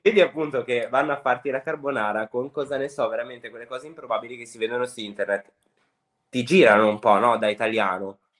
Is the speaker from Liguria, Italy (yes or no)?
yes; Sanremo, Liguria, Italy; io sono nato e cresciuto a Sanremo